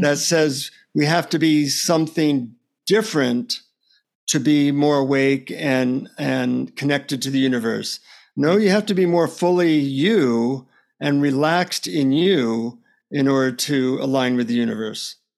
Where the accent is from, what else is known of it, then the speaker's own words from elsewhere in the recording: United States; from the United States.